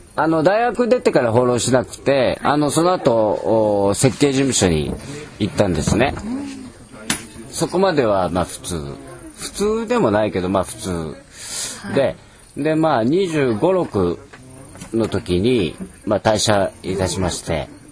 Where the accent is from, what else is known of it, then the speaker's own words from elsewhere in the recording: Aichi, Japan; also born or lived in London, United Kingdom; 生まれも育ちも愛知県。